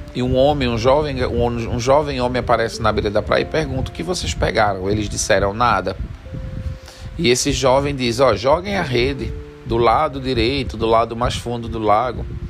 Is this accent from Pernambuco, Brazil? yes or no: yes; Jaboatão dos Guararapes, Pernambuco, Brazil; moved away; also born or lived in Senegal; eu me criei em Jaboatão dos Guararapes, num lugar chamado Santo Aleixo